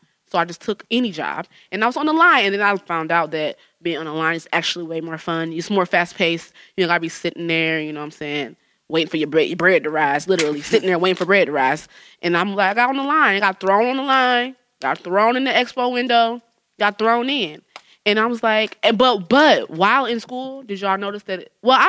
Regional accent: Jamaica; Like, I'm Jamaican.

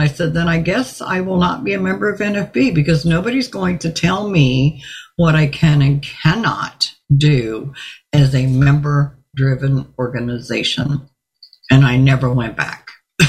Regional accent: Virginia Beach, Virginia, United States; also born or lived in Mississippi; now in Orlando, United States; And I grew up in Virginia Beach, and there was nothing in Virginia Beach. And then when I came to Orlando

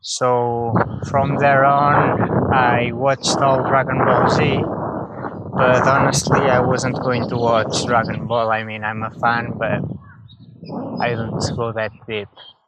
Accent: Portugal; now in Netherlands; I am from Portugal. Although right now I live in the Netherlands.

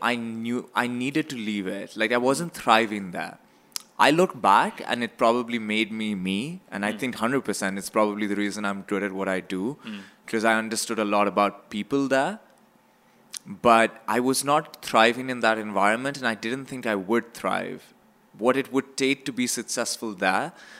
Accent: Pakistan; moved away as an adult; now in Canada; I came from Pakistan. I grew up

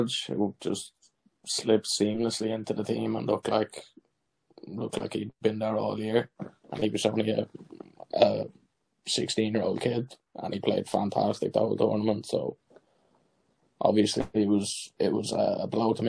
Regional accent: Ireland; as an Irish player

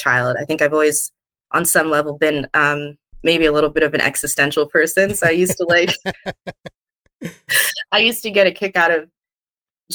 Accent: Los Angeles, California, United States; also born or lived in Pasadena; So I am from Los Angeles, born and raised.

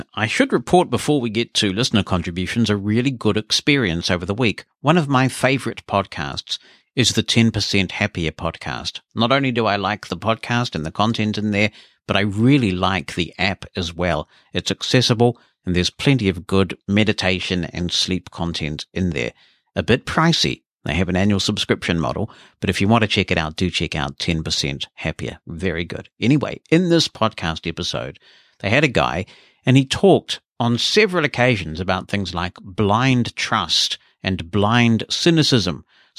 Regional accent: Romania; born there; I was born in Romania, where the word blind has such crass negative connotations

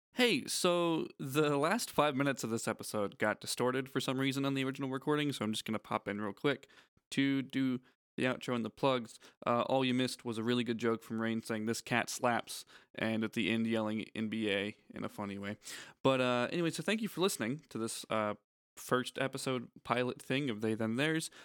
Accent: Central Florida, United States; moved away; I grew up in Florida

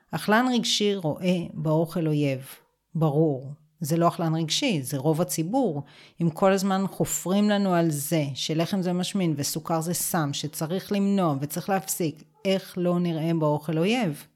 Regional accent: Israel; גדלתי בקיבוץ

